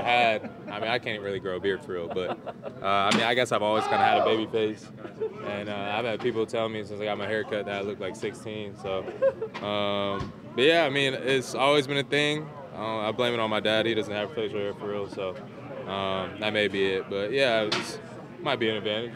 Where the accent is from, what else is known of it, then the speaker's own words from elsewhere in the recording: Georgia, United States; moved away as an adult; also born or lived in Notre Dame, Indiana; I'm from Georgia, so I'm not really used to the cold weather stuff.